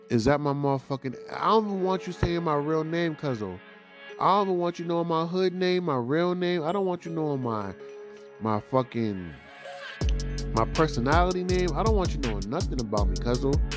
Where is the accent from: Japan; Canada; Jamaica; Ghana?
Jamaica; Yo, y'all like my Jamaican accent right there? You know, um, I am very Jamaican